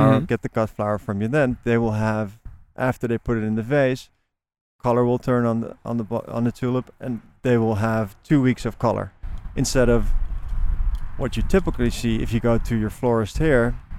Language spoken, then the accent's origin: English; Netherlands; moved away; I'm from Holland